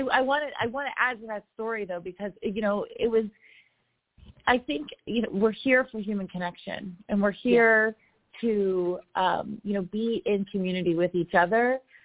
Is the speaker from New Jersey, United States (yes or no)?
yes; Roebling, New Jersey, United States; the actual row house that I grew up in Roebling, New Jersey, where I had the most lovely neighbors, you know, a diverse, multi-ethnic immigrant community of people who really looked out for each other